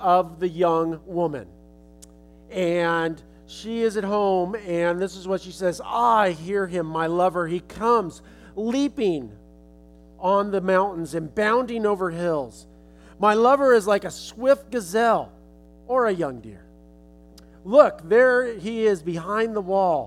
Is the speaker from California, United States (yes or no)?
yes; Los Angeles, California, United States; I'm from California, I'm from Los Angeles